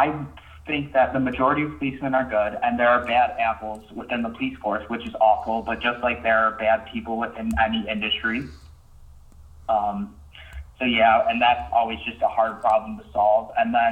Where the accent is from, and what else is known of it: South Korea